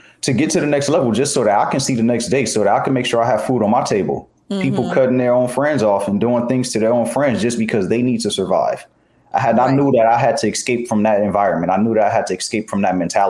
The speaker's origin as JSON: {"language": "English", "town": "Los Angeles", "region": "California", "country": "United States", "tie": "born or raised there", "said": "I grew up in the section of Los Angeles called Watts."}